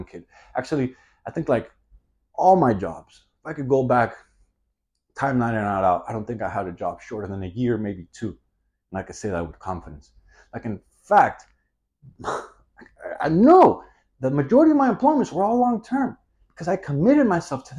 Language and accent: English; Miami, Florida, United States; I'm born and raised in Miami